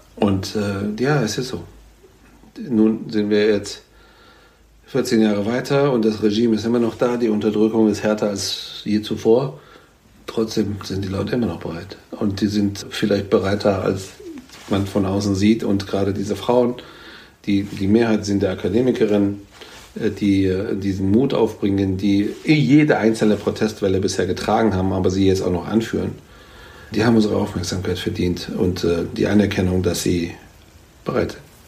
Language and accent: German; Frankfurt, Hesse, Germany; ich meine aber in echt ja aus Frankfurt